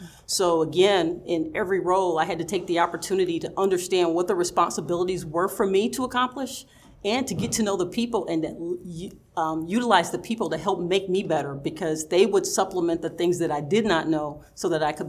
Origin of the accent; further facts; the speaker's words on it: the South, United States; growing up in the South, you know, where we're taught to be very sweet and very kind and very accommodating